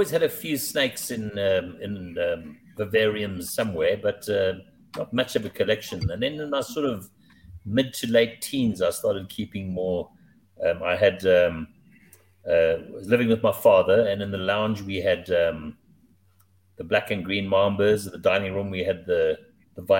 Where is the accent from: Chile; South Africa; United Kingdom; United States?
South Africa; Durban, KwaZulu-Natal; I grew up in Durban, which is on the East Coast